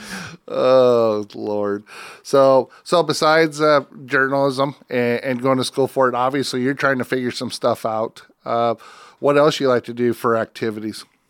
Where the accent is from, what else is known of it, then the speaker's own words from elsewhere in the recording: Northwest Iowa, United States; I grew up in Northwest Iowa